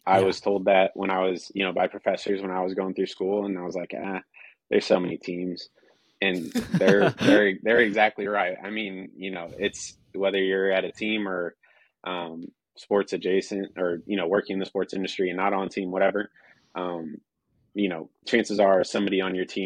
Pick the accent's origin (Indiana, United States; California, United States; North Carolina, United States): Indiana, United States; Northeast; I'm from Northeast Indiana